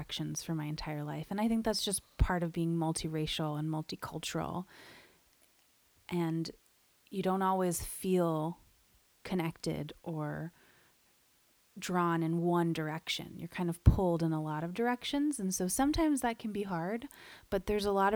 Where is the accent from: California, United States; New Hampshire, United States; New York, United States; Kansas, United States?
California, United States; Bay Area; born or raised there